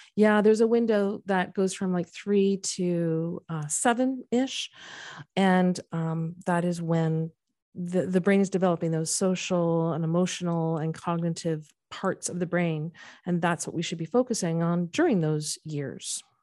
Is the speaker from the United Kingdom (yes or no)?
no; Canada; moved away as an adult; now in United States; I went to school and was born and raised in Canada